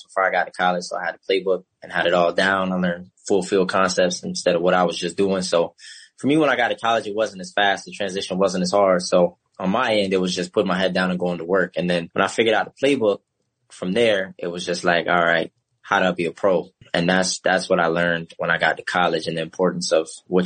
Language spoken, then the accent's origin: English; New Albany, Indiana, United States; I'm from New Albany, Indiana, Louisville, Kentucky's 20-minute commute right across the bridge